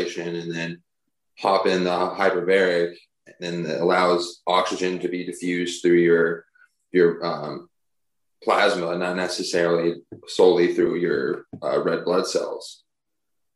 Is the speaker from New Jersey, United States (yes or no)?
no; Dallas, Texas, United States; moved away as an adult; also born or lived in New York; I'm born and raised in Dallas